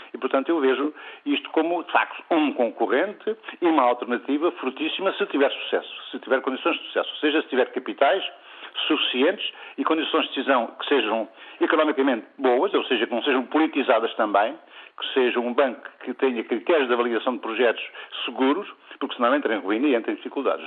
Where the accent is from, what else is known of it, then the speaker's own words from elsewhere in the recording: Portugal; numa terra do interior, como Gouveia, nós somos, somos portugueses de primeira